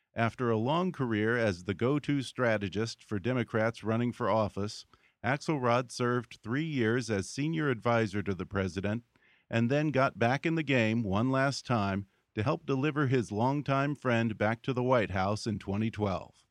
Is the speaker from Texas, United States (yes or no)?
yes; Texas, United States; I'm from Texas.